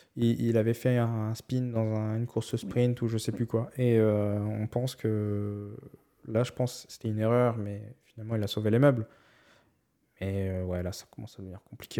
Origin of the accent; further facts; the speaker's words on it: France; on est français